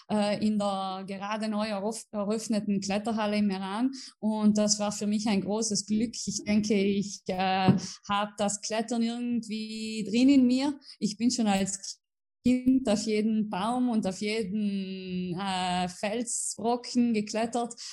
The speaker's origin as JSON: {"language": "German", "town": "Merano", "region": "Trentino-Alto Adige", "country": "Italy", "tie": "born or raised there", "said": "also ich bin in äh, Meran in Südtirol geboren und aufgewachsen. Äh, ja, äh, in Südtirol haben wir jede Menge Berge"}